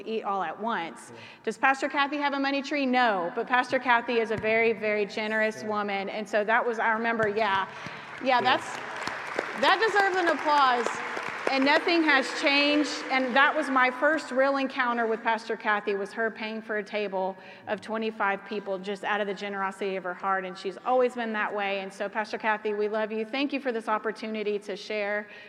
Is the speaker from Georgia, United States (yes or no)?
yes; Georgia, United States; moved away as an adult; now in Oklahoma, United States; my hometown in Georgia